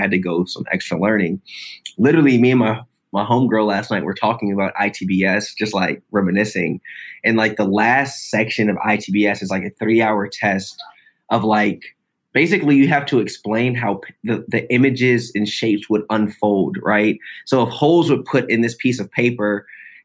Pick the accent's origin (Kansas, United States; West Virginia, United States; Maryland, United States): Maryland, United States; Columbia; Columbia is a really unique place. I grew up my whole life